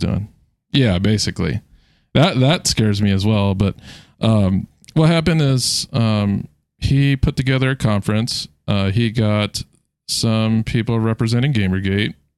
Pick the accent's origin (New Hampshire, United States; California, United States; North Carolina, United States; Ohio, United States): California, United States; San Diego; now in Virginia, United States; born in San Diego.